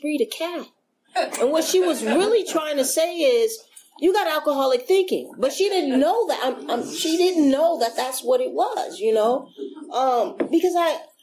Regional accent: San Francisco, California, United States; I grew up in San Francisco.

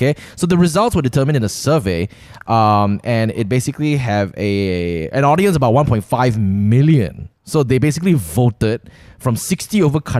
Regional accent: Malaysia; accent: Malaysian; I've always been really, really conscious of like what people would think of my original Malaysian accent.

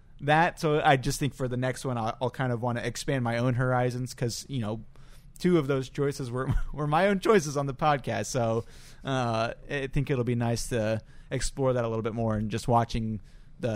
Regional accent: United States; being an American

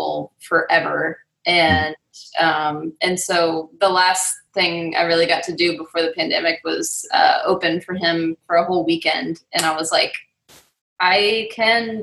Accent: Charlotte, North Carolina, United States; moved away as an adult; also born or lived in New York; now in Nashville, United States; I moved back to Charlotte

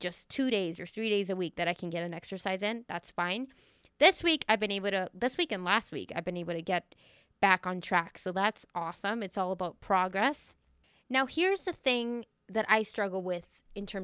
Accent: Venezuela; growing up in Venezuela.

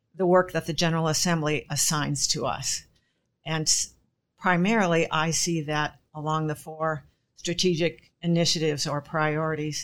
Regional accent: Gig Harbor, Washington, United States; I'm from Gig Harbor, Washington, which is virtually nowhere compared to the rest of E P C world

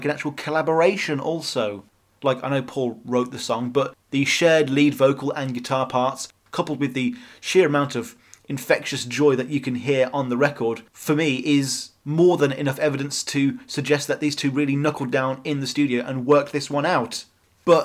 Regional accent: United Kingdom; as a British millennial

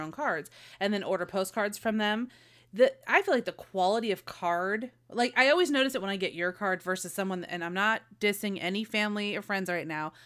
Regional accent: Modesto, California, United States; my hometown

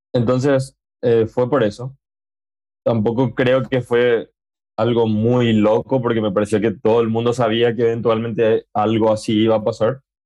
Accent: Paraguay; en mi país, que, que bueno, en Paraguay

